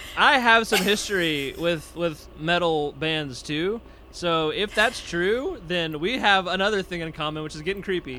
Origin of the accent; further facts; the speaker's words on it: Nashville, Tennessee, United States; now in Texas, United States; I'm from Nashville originally, and I now live in Texas